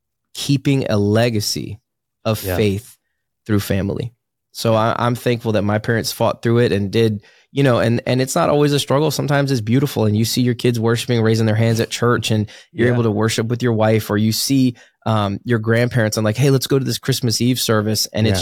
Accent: Virginia, United States; who doesn't go to church growing up in Virginia, Bible Belt?

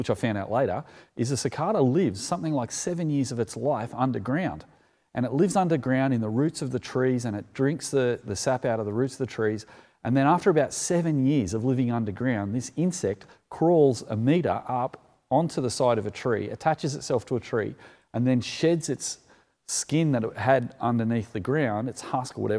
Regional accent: Sydney, New South Wales, Australia; as a kid growing up in the Sutherland Shire

